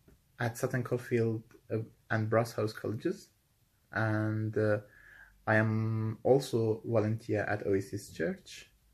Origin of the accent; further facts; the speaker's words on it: Iran; English is a second language; moved away as an adult; now in Birmingham, United Kingdom; I'm from Iran.